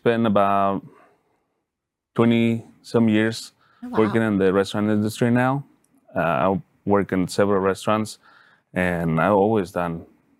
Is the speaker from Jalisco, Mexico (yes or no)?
no; Mexico City, Mexico; English is a second language; now in Dallas, United States; I grew up in Mexico City, and part of my family do barbacoa.